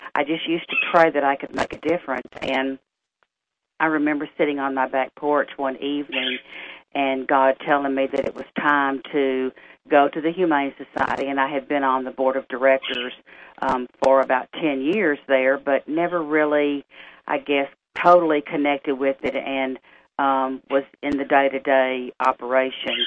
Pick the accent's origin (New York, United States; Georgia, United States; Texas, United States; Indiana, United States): Texas, United States; Tyler; being born and raised in Tyler